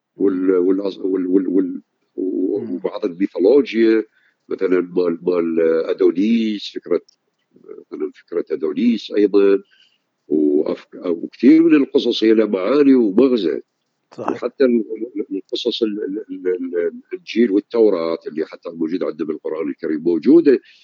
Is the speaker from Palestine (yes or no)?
no; Iraq; عندنا بالعراق